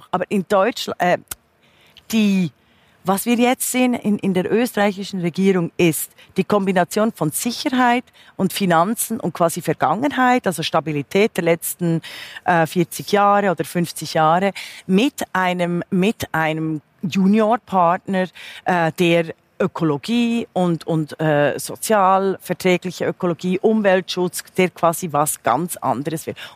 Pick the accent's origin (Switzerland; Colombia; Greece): Switzerland; now in Germany; da bin ich natürlich meiner Heimat auch geschuldet, finde ich sehr zukunfts trächtig, weil man gerade an der Schweiz beispielsweise sieht